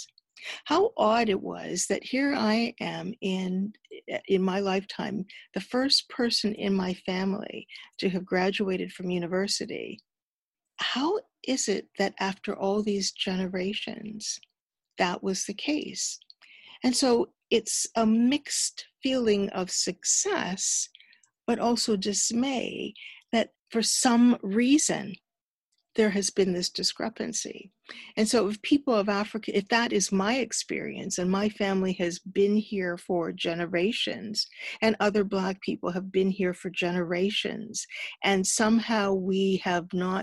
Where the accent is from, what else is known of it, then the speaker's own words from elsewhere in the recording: Toronto, Ontario, Canada; I have long roots in this country, and I grew up in Ontario